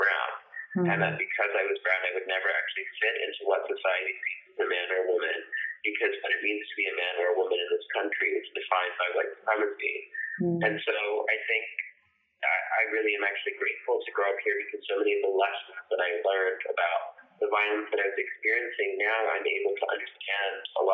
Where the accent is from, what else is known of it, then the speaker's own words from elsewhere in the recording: Texas, United States; growing up in Texas and in the small town that I did